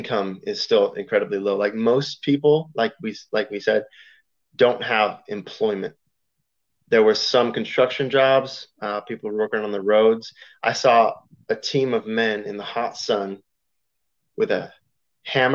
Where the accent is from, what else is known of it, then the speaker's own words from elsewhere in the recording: Roseville, California, United States; I'm from Sacramento area, like Roseville